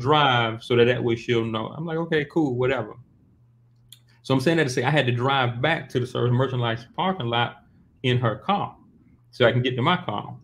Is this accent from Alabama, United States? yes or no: yes; Montgomery, Alabama, United States; I'm from Montgomery right there because I'm from like right there where state is.